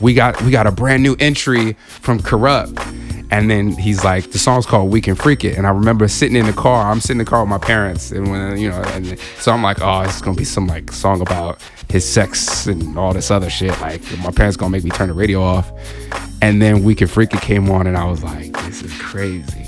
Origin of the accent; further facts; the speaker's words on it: Southern California, United States; coming up in Southern California